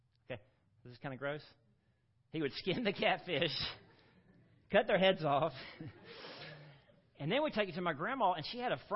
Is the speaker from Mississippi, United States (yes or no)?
yes; Gulfport, Mississippi, United States; moved away; I grew up on the Mississippi Gulf Coast, down in Gulfport, Mississippi.